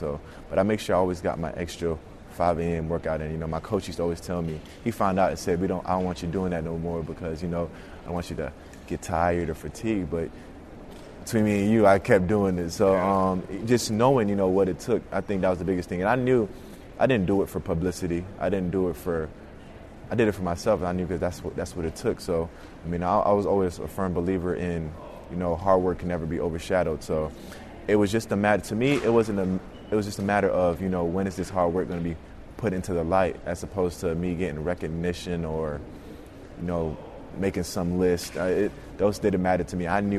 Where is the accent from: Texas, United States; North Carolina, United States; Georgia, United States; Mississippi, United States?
Georgia, United States; Snellville; I come from Snellville, Georgia.